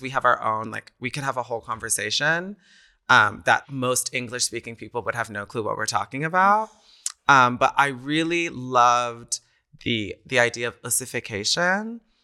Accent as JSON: {"language": "English", "town": "College Station", "region": "Texas", "country": "United States", "tie": "born or raised there", "also_born_or_lived": "New York", "moved": "as an adult", "lives_now": "Berlin, Germany", "said": "I was in my hometown in College Station, Texas"}